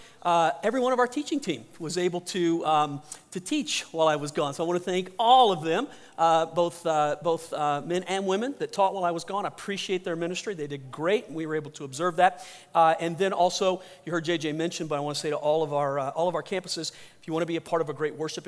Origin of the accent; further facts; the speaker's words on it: the South, United States; moved away; I'm from the South. Been gone long enough where I don't have most of my accent, but I have a lot of friends that are still there.